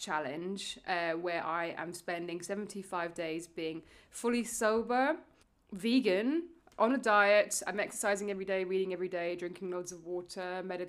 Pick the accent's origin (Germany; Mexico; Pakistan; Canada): Germany; now in London, United Kingdom; I was only in my hometown in Germany.